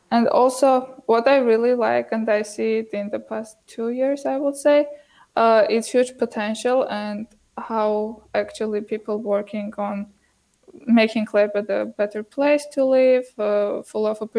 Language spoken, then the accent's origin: English; Yerevan, Armenia; English is a second language; also born or lived in Montreal, Canada / Toronto, Canada; I'm from Armenia